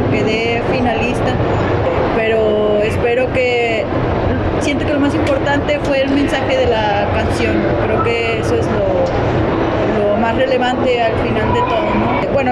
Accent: Zacatecas, Mexico; este, vengo desde Zacatecas con mi familia

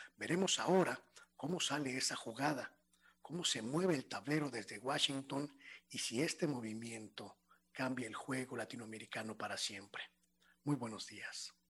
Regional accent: Mexico; México, nuestro país

